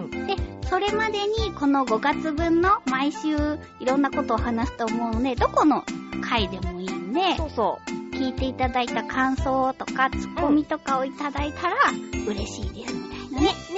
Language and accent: Japanese; Fukuoka, Japan; now in Tokyo, Japan; 私地元福岡